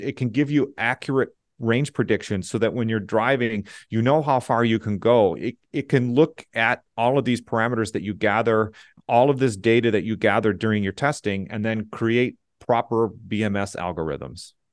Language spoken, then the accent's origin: English; Southeast Michigan, United States; moved away as an adult; also born or lived in Austria; I grew up in Southeast Michigan